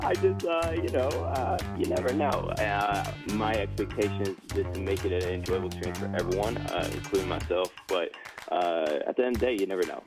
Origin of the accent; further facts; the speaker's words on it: Midwest, United States; now in Chicago, United States; I grew up in the Midwest